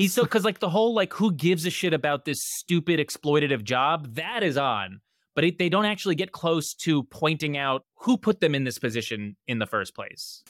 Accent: New Jersey, United States; I'm from New Jersey

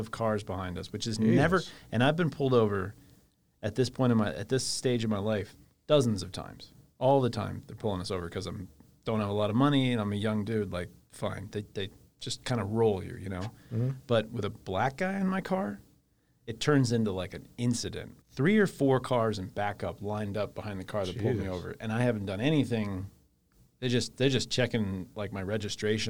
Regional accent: Virginia, United States; I'm from Virginia

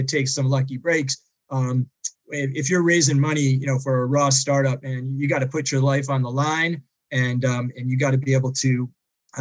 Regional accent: outside of Boston, Massachusetts, United States; I grew up outside of Boston and public schools

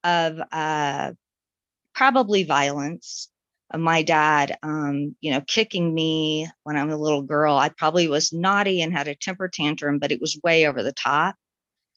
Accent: Florida, United States; I was born in Florida

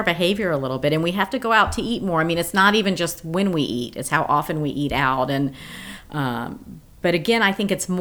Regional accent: Memphis, Tennessee, United States; now in Dunwoody, United States; I grew up in Memphis, Tennessee

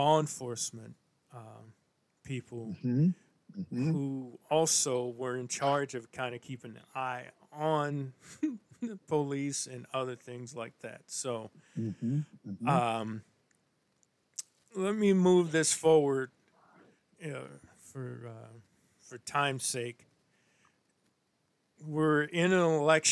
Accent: St. Louis, Missouri, United States; now in Minnesota, United States; a guy I grew up with in St. Louis, Missouri

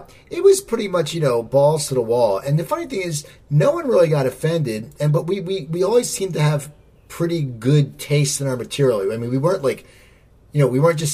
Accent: United States; I grew up near Philadelphia, and that's where I live now

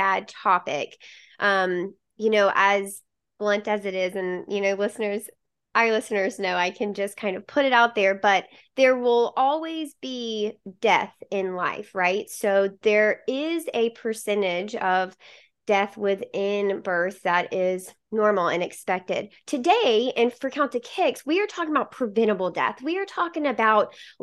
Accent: Mississippi, United States; I'm from Mississippi

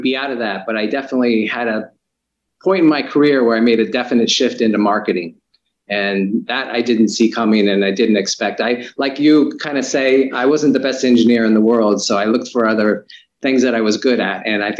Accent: Florida, United States; I grew up in Florida

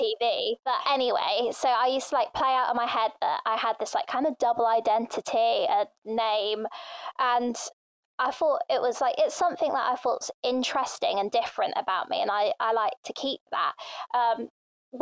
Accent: England, United Kingdom; first language Thai; also born or lived in Thailand; I was born in Thailand and I came to England when I was about two

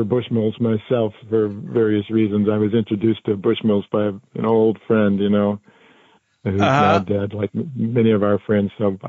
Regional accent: Canada; also born or lived in Japan; I grew up speaking French in Canada, so I could speak French pretty well.

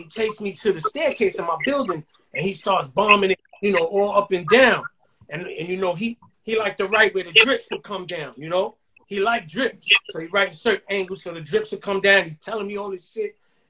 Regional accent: New York City, New York, United States; I'm from the Soundview section of the Bronx.

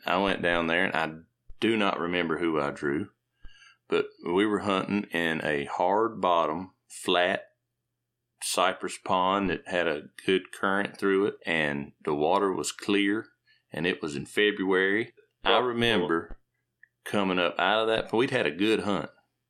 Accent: Northeast Georgia, United States; I'm from Northeast Georgia

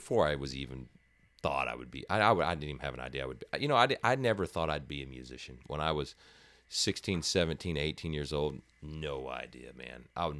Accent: Houston, Texas, United States; North Houston.

